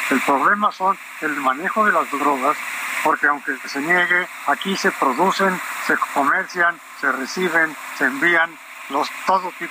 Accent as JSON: {"language": "Spanish", "country": "Mexico", "said": "porque soy mexicano"}